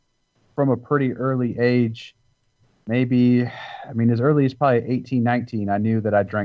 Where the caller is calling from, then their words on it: Noblesville, Indiana, United States; I'm in Noblesville, Indiana. It's a suburb of Indianapolis, Indiana.